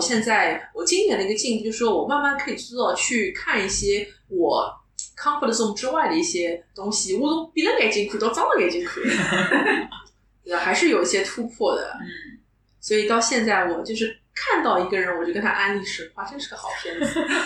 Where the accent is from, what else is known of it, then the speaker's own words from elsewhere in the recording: Shanghai, China; accent: Shanghainese; first language Shanghainese; Chinese is a second language; 其实会说，但上海话是我的一个 O S